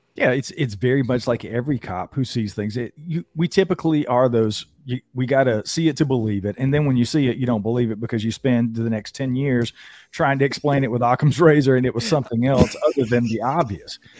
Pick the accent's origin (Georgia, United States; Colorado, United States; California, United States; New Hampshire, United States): Georgia, United States; North; born and raised in North Georgia in the mountains